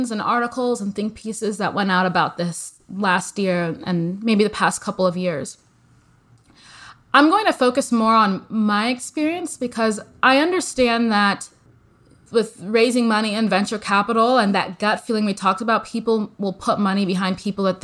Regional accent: Nigeria; also born or lived in United States; You know, I grew up partially in the US. So I'm a Nigerian American.

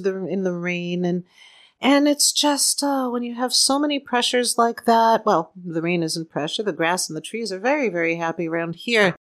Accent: Boston, Massachusetts, United States; now in Southern California, United States; seeing as how we're from Boston

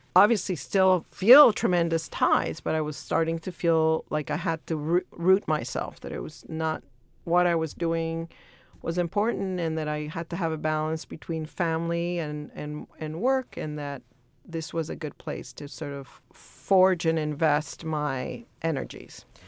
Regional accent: El Salvador; now in Los Angeles, United States; I was born in El Salvador

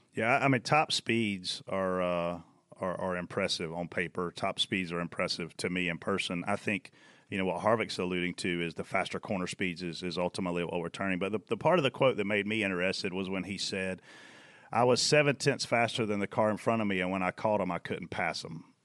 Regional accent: South Carolina, United States; I'm from Page Hill, South Carolina

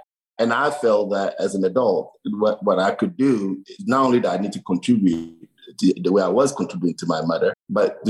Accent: Togo; moved away; I grew up in Togo. Togo is a small country in the west part of Africa

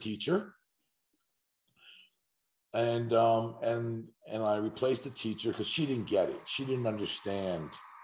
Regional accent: Huntington, New York, United States; I grew up in Huntington, Long Island, and my father owned a day camp

